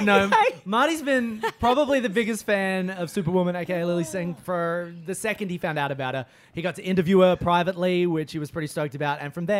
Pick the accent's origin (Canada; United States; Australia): Australia; I'm Australian.